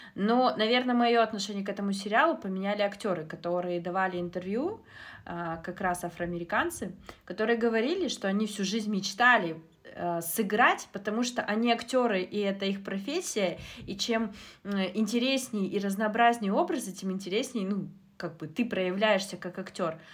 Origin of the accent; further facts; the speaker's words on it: Kazakhstan; Я родом из Казахстана